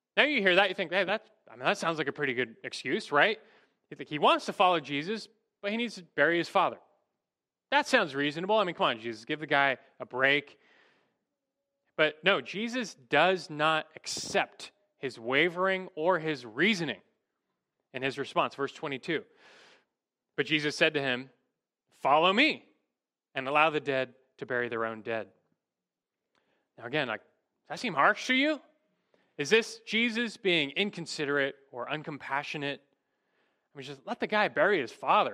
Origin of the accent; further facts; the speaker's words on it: United States; as American Christians